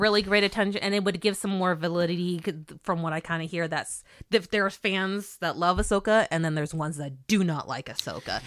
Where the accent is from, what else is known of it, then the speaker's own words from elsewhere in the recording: California, United States; being Californian